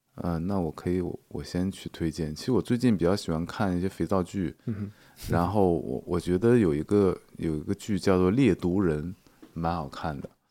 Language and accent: Chinese; Inner Mongolia, China; moved away as an adult; now in Hangzhou, China; 因为我在杭州住了十八年，呃，但我是内蒙古人嗯，然后从去年开始，我在杭州的时间已经超过了内蒙古时间，内蒙古十七年，杭州十八嗯哼年